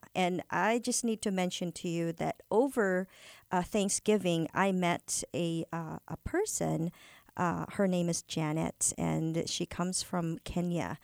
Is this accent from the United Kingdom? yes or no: no; Philippines; moved away; I'm originally coming from the Philippines